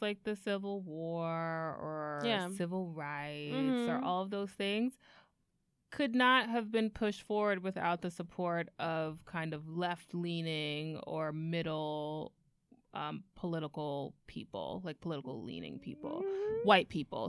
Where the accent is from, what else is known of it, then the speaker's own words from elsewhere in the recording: Miami, Florida, United States; I'm from Miami, and Parkland is about an hour away.